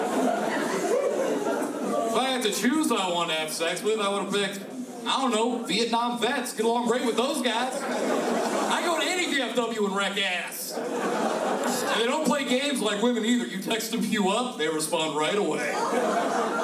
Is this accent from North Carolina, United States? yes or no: no; Florida, United States; growing up in Florida